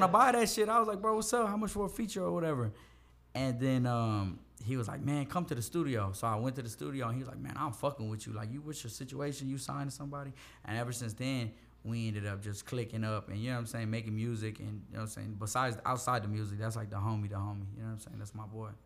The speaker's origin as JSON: {"language": "English", "town": "Houston", "region": "Texas", "country": "United States", "tie": "born or raised there", "said": "I'm from the southeast side of Houston. I'm from Meadowbrook."}